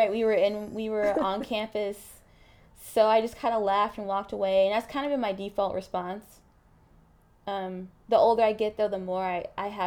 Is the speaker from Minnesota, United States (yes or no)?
no; Mississippi, United States; I grew up. I speak like this. I'm from Mississippi. I don't have an accent